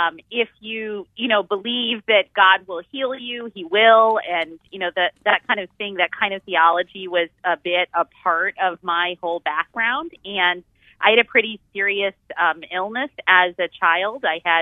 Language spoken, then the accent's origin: English; Northeast, United States; now in Houston, United States; I'm from the Northeast, but I really like the hot weather, actually.